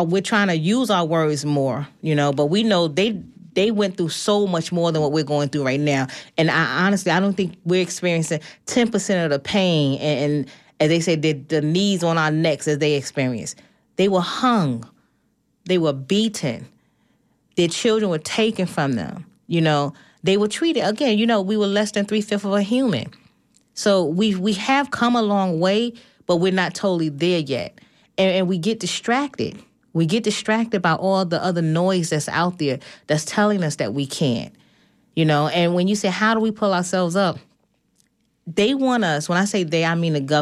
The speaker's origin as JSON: {"language": "English", "region": "New York", "country": "United States", "said": "I'm from New York"}